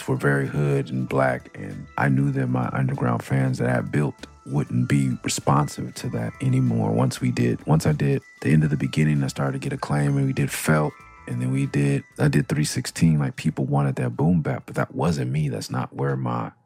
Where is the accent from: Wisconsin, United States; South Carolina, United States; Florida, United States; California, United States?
California, United States; Los Angeles; moved away as an adult; also born or lived in Santa Cruz; I'm from Meadowbrook and Olympic and La Brea